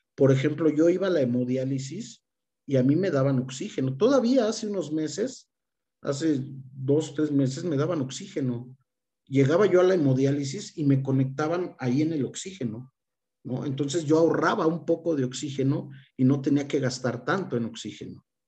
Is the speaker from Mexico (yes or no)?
yes; Mexico; nosotros como mexicanos